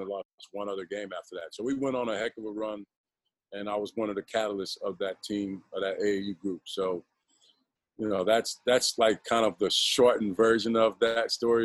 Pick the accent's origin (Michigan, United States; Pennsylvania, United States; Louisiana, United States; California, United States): Louisiana, United States; New Orleans; moved away as an adult; also born or lived in Baton Rouge / Houston / Atlanta / Sioux Falls; I grew up in New Orleans, Louisiana